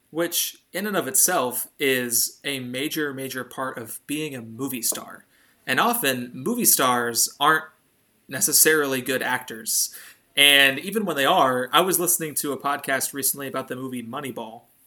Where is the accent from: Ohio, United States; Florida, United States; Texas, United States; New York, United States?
Ohio, United States; Northeast; little white boy growing up in Northeast Ohio